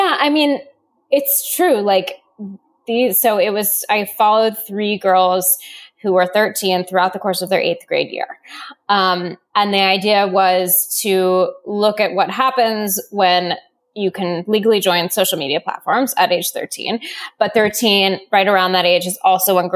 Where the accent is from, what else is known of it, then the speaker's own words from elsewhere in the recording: Seattle, Washington, United States; I grew up in Seattle.